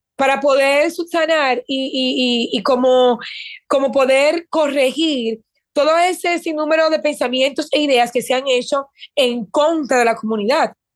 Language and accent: Spanish; Dominican Republic; moved away as an adult; also born or lived in Puerto Rico / Mexico / United States; Me fui de mi país, que soy dominicana, me fui a Puerto Rico